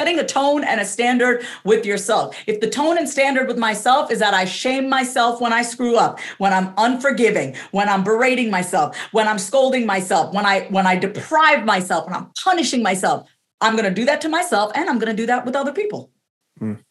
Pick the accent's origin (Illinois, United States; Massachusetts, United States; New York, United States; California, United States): New York, United States; I'm first generation, so I was born and raised in New York